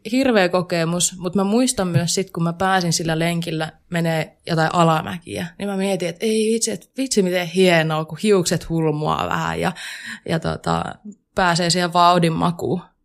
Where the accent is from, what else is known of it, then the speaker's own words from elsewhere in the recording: Kuopio, North Savo, Finland; moved away as an adult; now in Jyväskylä, Finland; mä tuun Kuopiosta. Ja siis se pitää aina mainita ensimmäisenä, koska mä oon hyvin ylpeä siitä, että mä oon pohjoissavolainen